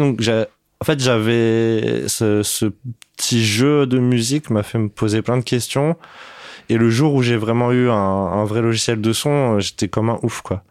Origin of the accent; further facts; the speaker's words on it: Paris, Île-de-France, France; je suis né à Paris, dans le treizième arrondissement, à la clinique Isis.